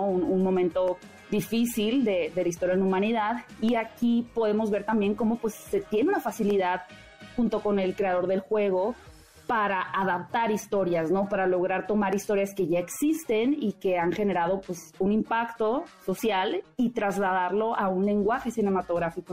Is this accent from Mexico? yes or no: yes; Mexico; como mexicanos